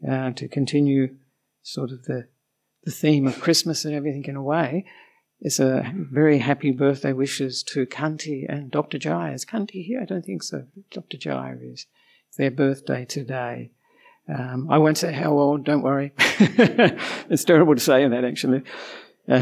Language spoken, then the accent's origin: English; Australia; moved away as an adult; also born or lived in Melbourne, Australia; now in Sri Lanka; I'm an Australian monk